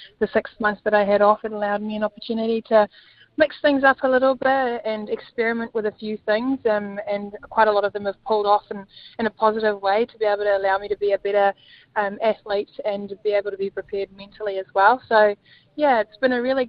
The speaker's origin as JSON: {"language": "English", "country": "South Africa", "moved": "yes", "lives_now": "New Zealand", "said": "I'm going to play in my home country, possibly against my home country as well"}